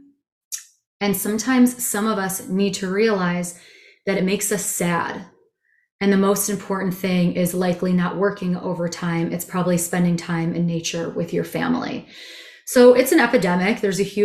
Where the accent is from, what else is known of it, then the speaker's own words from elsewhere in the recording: Chicago, Illinois, United States; also born or lived in Israel / India / Asia / Europe; I'm a Chicagoan.